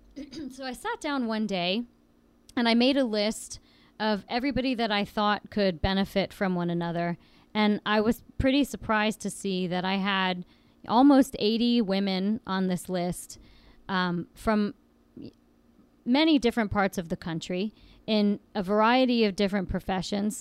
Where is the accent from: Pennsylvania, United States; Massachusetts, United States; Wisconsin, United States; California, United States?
Pennsylvania, United States; Williamsport; I grew up in Williamsport, which is a relatively small town in central Pennsylvania, north of State College